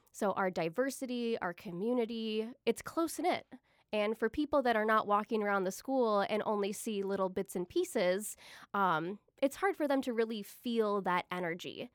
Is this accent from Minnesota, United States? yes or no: yes; Eagan, Minnesota, United States; moved away as an adult; now in Rochester, United States; I'm originally from Eagan, Minnesota